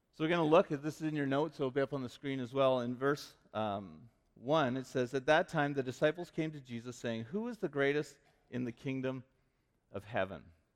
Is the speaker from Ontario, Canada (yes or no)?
no; Vancouver, British Columbia, Canada; moved away; also born or lived in Regina; I grew up in Vancouver